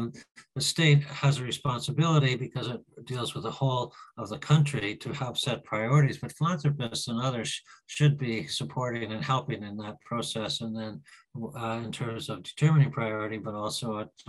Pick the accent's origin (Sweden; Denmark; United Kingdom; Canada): Canada; moved away; I mean, I came from Canada 21 years ago